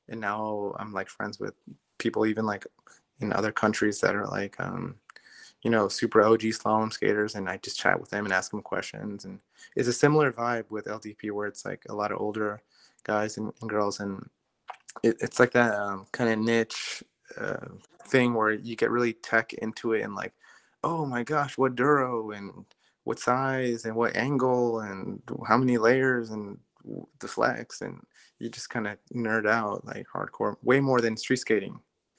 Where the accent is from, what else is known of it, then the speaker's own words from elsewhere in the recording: Maryland, United States; moved away as an adult; also born or lived in Los Angeles, California; where are you from? And I said, Maryland.